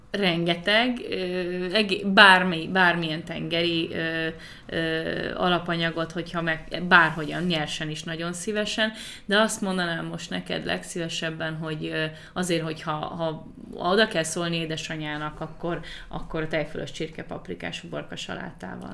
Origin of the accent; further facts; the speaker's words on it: Hungary; moved away; also born or lived in United States / England; amikor 2015-ben hazaköltöztem Magyarországra Amerikából